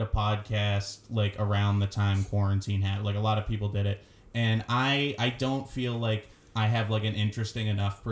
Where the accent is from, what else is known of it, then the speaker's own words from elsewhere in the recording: Brockton, Massachusetts, United States; I'm from Brockton. I'm from Massachusetts